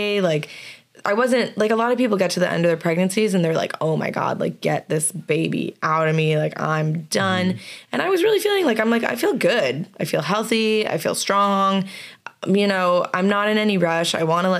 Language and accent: English; Canada; moved away; also born or lived in New York, United States / Florida, United States; I'm Canadian